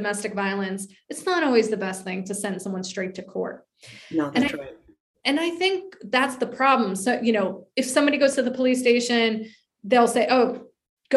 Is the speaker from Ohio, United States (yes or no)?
no; New York, United States; moved away as an adult; now in Charleston, United States; I'm from New York.